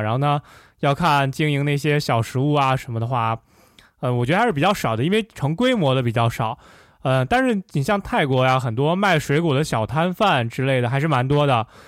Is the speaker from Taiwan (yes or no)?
no; Xi'an, Shaanxi, China; 我是西安长大的